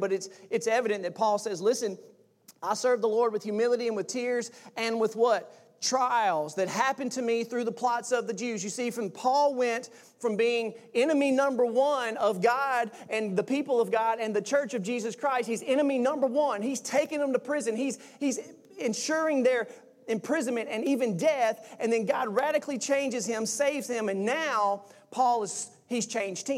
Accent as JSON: {"language": "English", "region": "Mississippi", "country": "United States", "said": "I'm from Mississippi"}